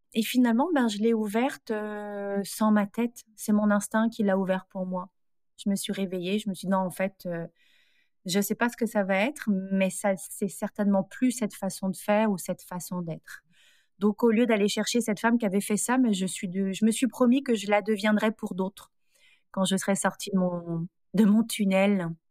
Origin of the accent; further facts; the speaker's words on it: France; moved away as an adult; now in Montreal, Canada; Je suis française.